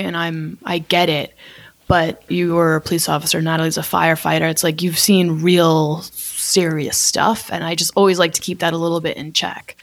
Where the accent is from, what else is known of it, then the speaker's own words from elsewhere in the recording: Connecticut, United States; also born or lived in Manhattan, New York; I'm from Connecticut